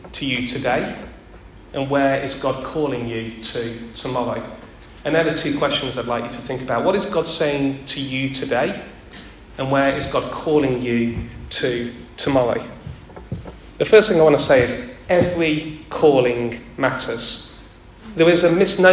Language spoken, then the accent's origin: English; Derby, East Midlands, United Kingdom; I'm from Derby. I grew up in Derby.